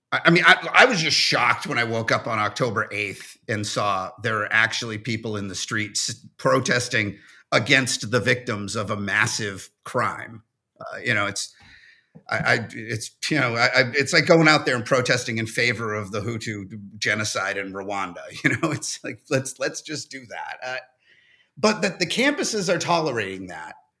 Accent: New England, United States; accent: New England; my New England accent

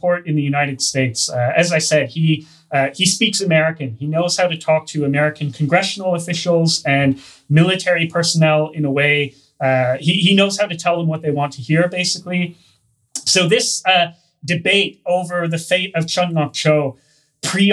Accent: Canada; accent: Hoser; I'm Canadian

